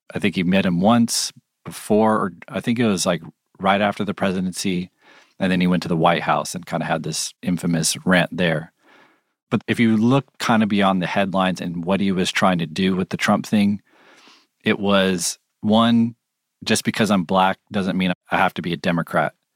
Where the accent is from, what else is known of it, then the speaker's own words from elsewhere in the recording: California, United States; I'm from California